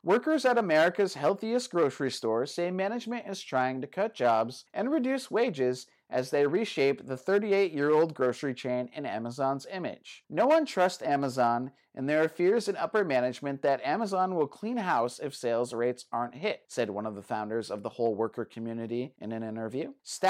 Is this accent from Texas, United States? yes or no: no; Boston, Massachusetts, United States; now in New Bedford, United States; I'm from South Boston. I was born and raised here. Now I live in New Bedford, so I drive over 100 miles a day just to get to work